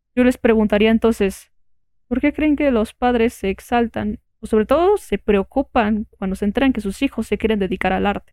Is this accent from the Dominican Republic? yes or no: no; Mexico; nosotros que estamos aquí como mexicanos